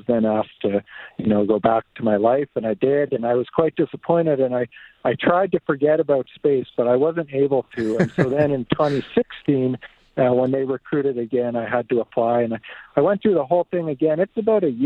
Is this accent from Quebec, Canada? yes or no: no; Two Hills, Alberta, Canada; also born or lived in Fort Saskatchewan, Alberta; I was born in Fort Saskatchewan, but I grew up mostly on a farm east of there, so by Two Hills. I went to school in Two Hills